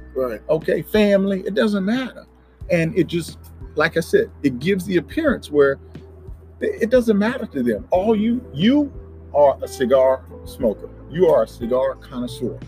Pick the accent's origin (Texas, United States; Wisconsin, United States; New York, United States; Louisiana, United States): Louisiana, United States; Crowley; moved away as an adult; now in Dallas, United States; it's about two and a half hours west of New Orleans is where my hometown is